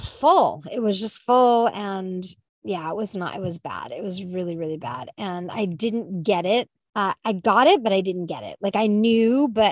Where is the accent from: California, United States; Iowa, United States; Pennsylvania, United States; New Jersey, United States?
California, United States; I'm a Californian